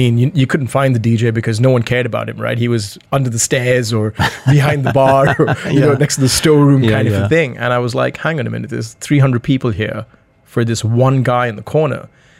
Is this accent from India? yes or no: yes; Goa, India; now in Dubai, United Arab Emirates; I'm from Goa originally, yeah. Right? So growing up in Goa